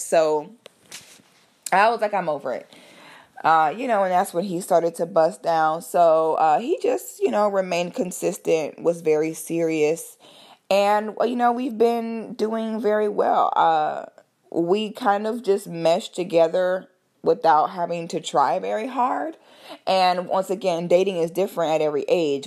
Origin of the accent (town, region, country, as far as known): Orlando, Florida, United States